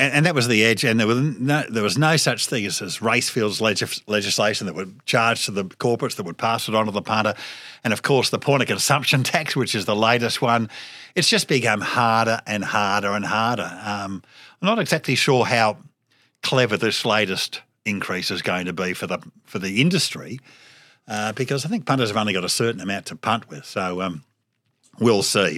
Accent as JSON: {"language": "English", "town": "Melbourne", "region": "Victoria", "country": "Australia", "said": "Scotch College, when I went there, uh, Mel, Cup Day wasn't a public holiday."}